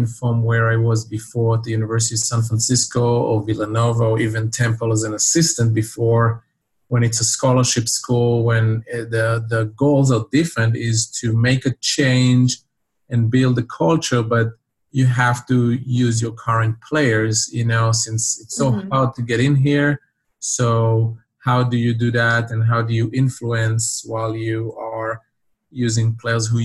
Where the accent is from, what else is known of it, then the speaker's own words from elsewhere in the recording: Israel; now in United States; seventh grade in my town where I grew up in Israel